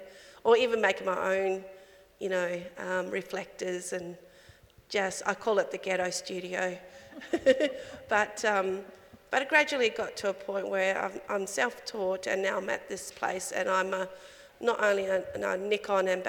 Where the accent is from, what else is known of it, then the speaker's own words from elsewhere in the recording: Alice Springs, Northern Territory, Australia; now in Adelaide, Australia; born and raised in Alice Springs. Currently living on Kaurna country here in Adelaide